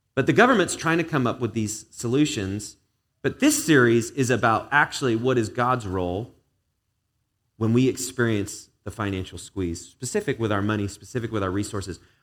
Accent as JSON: {"language": "English", "region": "England", "country": "United Kingdom", "tie": "born or raised there", "moved": "yes", "lives_now": "United States", "said": "I grew up in England, British family"}